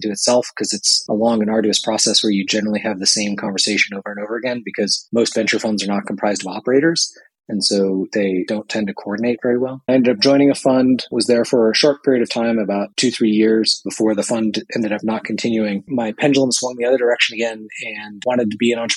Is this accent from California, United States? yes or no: yes; Bay Area, California, United States; I grew up in the Bay Area.